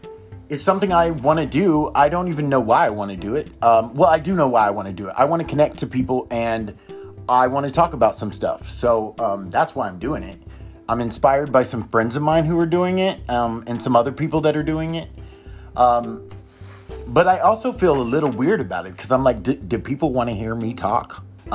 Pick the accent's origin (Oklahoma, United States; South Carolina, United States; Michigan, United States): Oklahoma, United States; also born or lived in Texas; And I lived in Oklahoma. I grew up in Oklahoma and Texas back and forth.